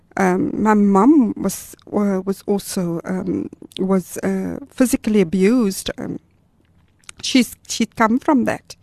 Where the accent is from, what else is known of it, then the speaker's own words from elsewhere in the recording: Gauteng, South Africa; moved away as an adult; also born or lived in Durban, KwaZulu-Natal / Amanzimtoti; now in Cape Town, South Africa; I was born in Gauteng but um, we're actually in our third province now